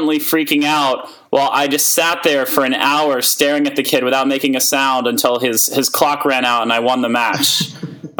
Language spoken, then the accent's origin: English; New York City, New York, United States; also born or lived in Boston; I grew up in New York City